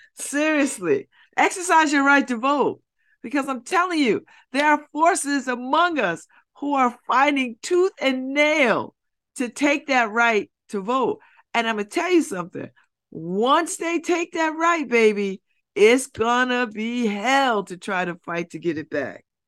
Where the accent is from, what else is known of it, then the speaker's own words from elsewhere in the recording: United States; when I'm in the world, I'm identified as an American